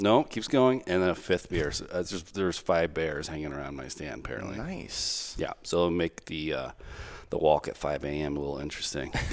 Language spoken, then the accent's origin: English; Texas, United States; moved away; I'm from Texas